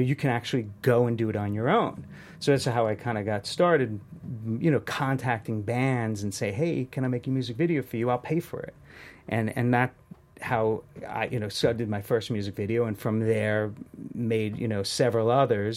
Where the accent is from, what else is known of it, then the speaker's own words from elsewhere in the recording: New York City, New York, United States; now in Los Angeles, United States; I'm from Queens, New York